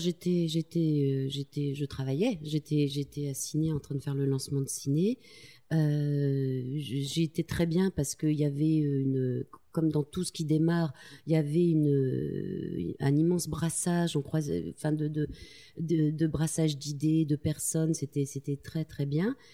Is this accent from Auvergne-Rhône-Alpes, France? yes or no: no; Tulle, Nouvelle-Aquitaine, France; Je, viens de, la ville de Tulle en Corrèze. Euh, je suis née là-bas